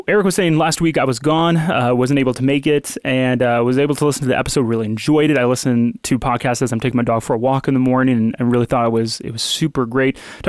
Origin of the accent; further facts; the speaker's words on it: Midwest, United States; I can even think about how, you know, me growing up in the Midwest.